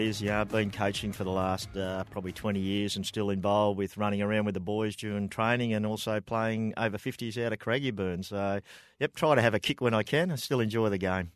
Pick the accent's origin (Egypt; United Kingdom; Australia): Australia; Broadford, Victoria; born and bred in Broadford.